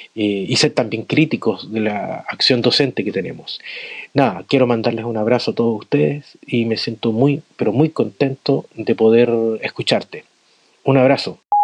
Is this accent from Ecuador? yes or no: no; Chile; Soy de Chile